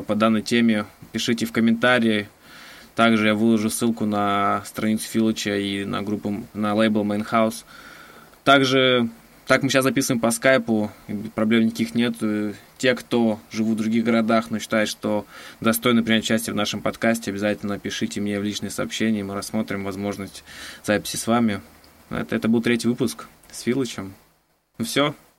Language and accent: Russian; Novokuznetsk, Kemerovo Oblast, Russia; moved away; я сам просто из Новокузнецка